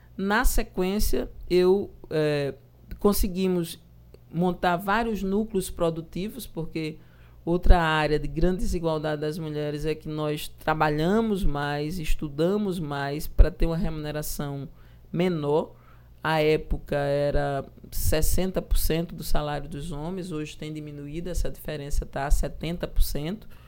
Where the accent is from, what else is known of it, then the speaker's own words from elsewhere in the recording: João Pessoa, Paraíba, Brazil; also born or lived in Cabedelo; Eu nasci ali em Jaguaribe, na maternidade.